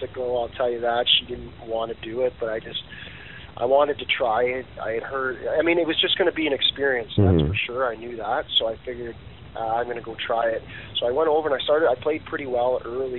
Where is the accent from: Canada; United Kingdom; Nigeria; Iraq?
Canada; being a Canadian and living over there